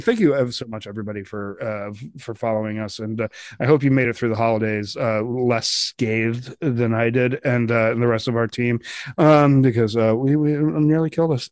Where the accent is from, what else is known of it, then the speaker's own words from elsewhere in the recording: Colorado, United States; I'm from Colorado